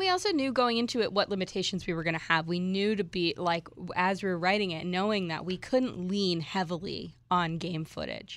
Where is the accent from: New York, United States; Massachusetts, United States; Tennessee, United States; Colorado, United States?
Massachusetts, United States; Worcester; moved away; I grew up in, in Worcester, Massachusetts